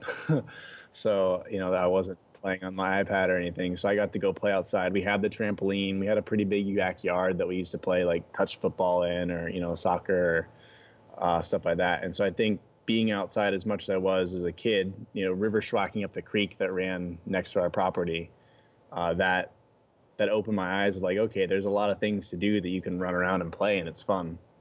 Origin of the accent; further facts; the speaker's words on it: Oregon, United States; moved away as an adult; now in Hawaii, United States; I grew up in Oregon, and that's where my, like, passion for the outdoors started